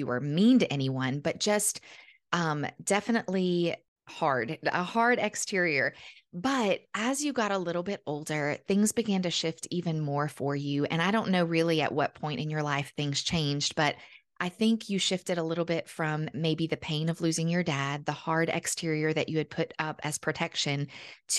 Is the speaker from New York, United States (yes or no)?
no; Iota, Louisiana, United States; moving back to Iota, where we're from